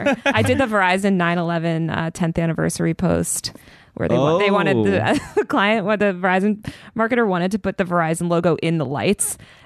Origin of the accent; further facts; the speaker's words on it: New York, United States; I think I gave some bullshit like, as a New Yorker, like I just feel that like da da da.